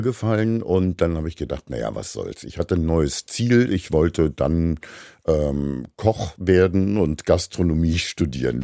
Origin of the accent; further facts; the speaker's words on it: Berlin, Germany; bin ich in Berlin in der Charité geboren